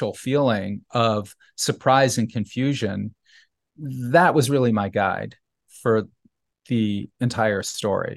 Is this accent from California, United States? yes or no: no; New Haven, Connecticut, United States; when I was a child growing up in New Haven